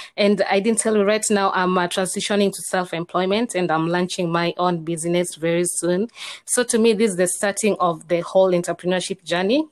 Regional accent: Kenya; I'm from Kenya

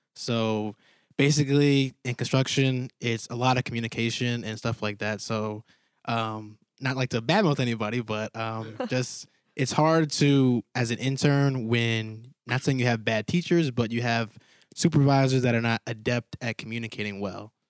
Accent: Connecticut, United States; moved away; I'm from Gales Fair, Connecticut, small town

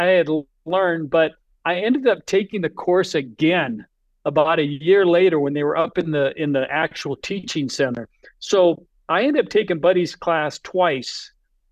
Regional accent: Sioux City, Iowa, United States; I grew up in Sioux City

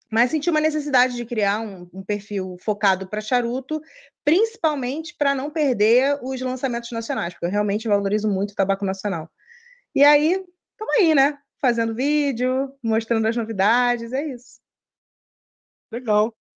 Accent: Rio de Janeiro, Brazil; moved away as an adult; now in Atlanta, United States; eu sou do Rio, é, eu trabalho numa multinacional de tecnologia, e aí, há seis anos atrás, fui convidada para vir para cá. Fui transferida para cá, para Atlanta, e aí desde então estou aqui.

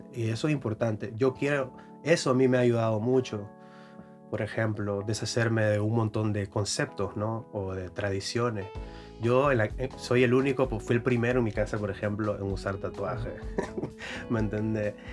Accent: Carazo, Nicaragua; También soy de Carazo

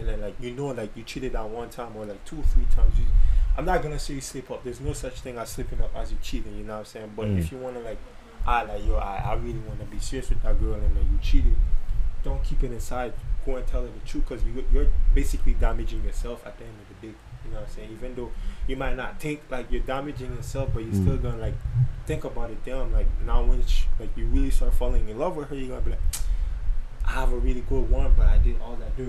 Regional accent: St. Martin; English is a second language; moved away as an adult; now in Canada; I'm originally from St. Martin

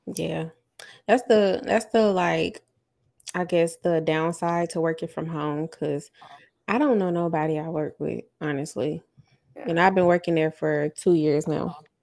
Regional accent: the South, United States; also born or lived in West Coast; I'm from the South

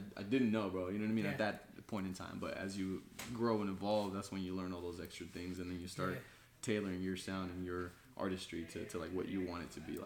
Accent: Mexico; now in West Sacramento, United States; I was born in Mexico myself

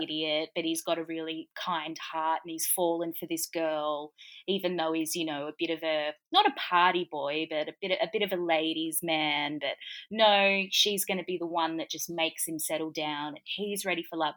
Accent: Gold Coast, Queensland, Australia; I grew up on the Gold Coast

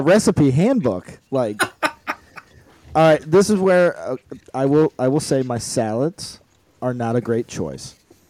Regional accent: St. Louis, Missouri, United States; I am from North County

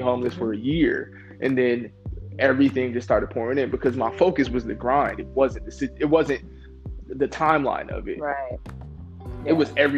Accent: Rochester, New York, United States; I was born in Rochester, New York

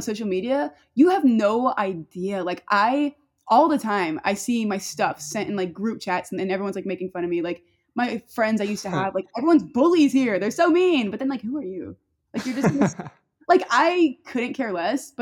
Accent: Northern Louisiana, United States; I'm from like Northern Louisiana, so it's not even like the fun part

